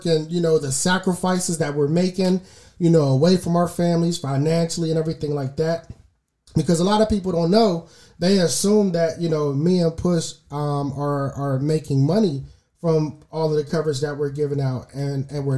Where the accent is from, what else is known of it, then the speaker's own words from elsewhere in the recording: Pittsburgh, Pennsylvania, United States; growing up in Pittsburgh